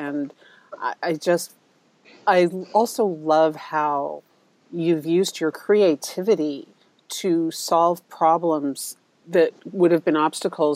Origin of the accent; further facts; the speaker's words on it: New York City, New York, United States; I grew up in Manhattan